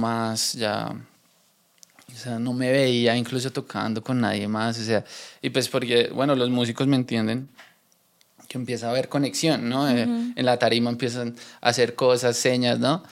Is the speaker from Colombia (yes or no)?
yes; Bogotá, Colombia; nosotros en Bogotá tenemos un acento particular